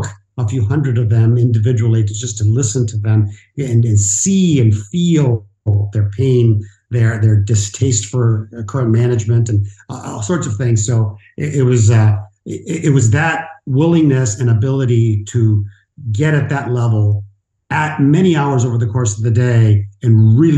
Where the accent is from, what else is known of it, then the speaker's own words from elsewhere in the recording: Mexico; moved away; I'm an immigrant. I was born in Mexico to a single mom, and I was with my grandmother, Abuelita, Mama Josefina, for many of my years